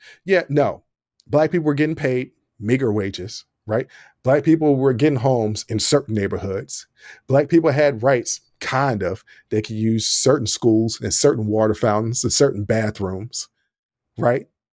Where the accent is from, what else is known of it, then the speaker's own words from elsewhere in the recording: Lynchburg, Virginia, United States; also born or lived in Illinois / Richmond, Virginia; Let me remind everybody, I'm from Southern Virginia. This town called Lynchburg, Virginia. And I lived in Illinois and I lived in Richmond.